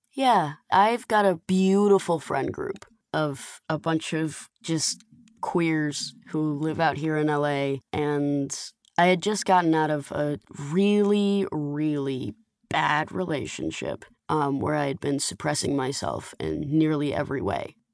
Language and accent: English; Atlanta, Georgia, United States; now in Los Angeles, United States; I grew up in the Atlanta Jewish community heavily